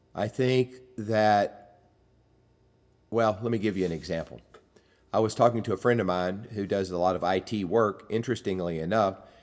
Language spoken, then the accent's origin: English; United States; growing up in America